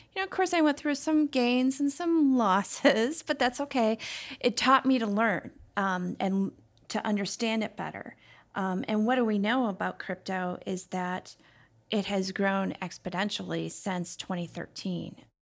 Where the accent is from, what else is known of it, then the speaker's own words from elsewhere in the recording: Chicago, Illinois, United States; now in Minnesota, United States; I grew up in Chicago